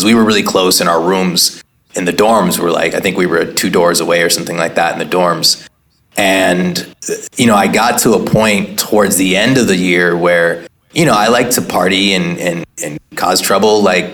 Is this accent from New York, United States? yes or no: no; Oakland, California, United States; born or raised there